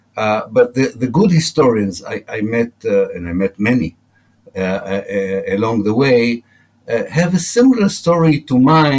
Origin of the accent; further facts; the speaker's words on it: Haifa, Haifa District, Israel; I was born in Haifa